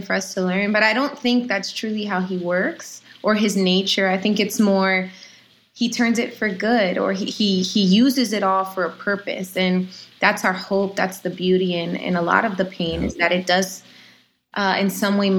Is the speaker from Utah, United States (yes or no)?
no; Orlando, Florida, United States; I'm from Orlando, Florida, and at my local church